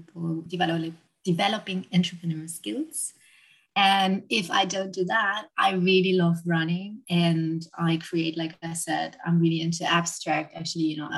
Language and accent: English; Germany; moved away as an adult; now in London, United Kingdom; I'm originally from Germany and I've been living and working in London for the last 9 years.